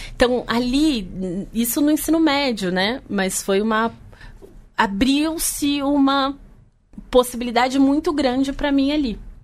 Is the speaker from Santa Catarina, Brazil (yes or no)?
no; São Paulo, Brazil; Eu cresci na periferia de São Paulo, na Zona Norte